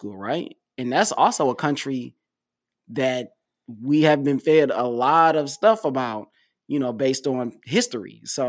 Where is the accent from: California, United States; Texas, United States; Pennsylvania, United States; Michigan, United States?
Michigan, United States; Detroit; I'm from Detroit. I feel safer over here than I did over there.